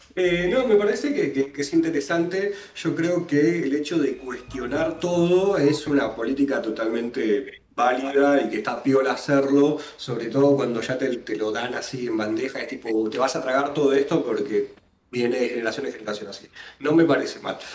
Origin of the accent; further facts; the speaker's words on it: Buenos Aires, Argentina; yo soy porteño pura cepa